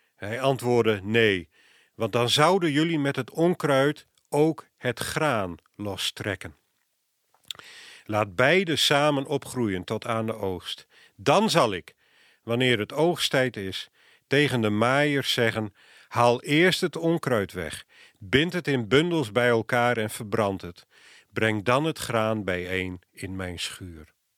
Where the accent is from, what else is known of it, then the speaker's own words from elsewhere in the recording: Friesland, Netherlands; moved away; Ik kom oorspronkelijk uit Friesland